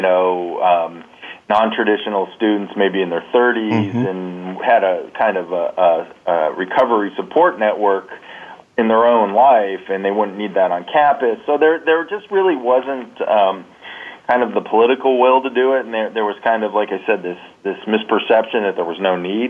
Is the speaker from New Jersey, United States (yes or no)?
no; San Diego, California, United States; now in Columbus, United States; I grew up in San Diego